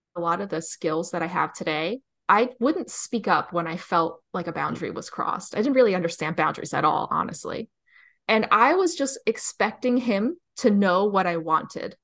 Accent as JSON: {"language": "English", "region": "New Jersey", "country": "United States", "said": "I'm from New Jersey"}